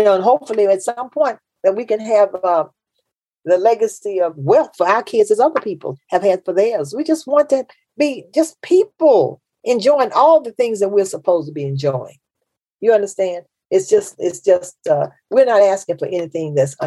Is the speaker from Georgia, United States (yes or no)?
no; Memphis, Tennessee, United States; I'm from Memphis. That's the South